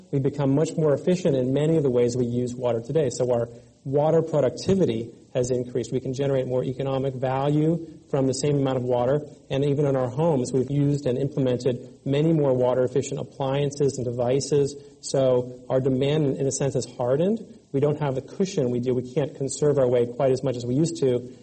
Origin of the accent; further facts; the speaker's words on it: California, United States; I grew up here in California and actually lived through several droughts uh, growing up